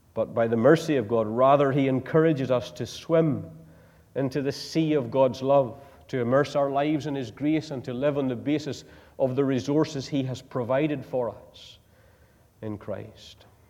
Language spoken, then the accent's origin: English; Northern Ireland, United Kingdom; moved away; I come from Northern Ireland